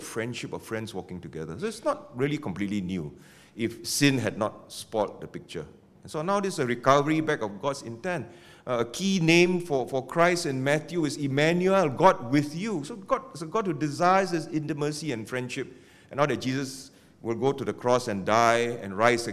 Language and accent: English; Penang, Malaysia; now in Singapore; I come from Penang.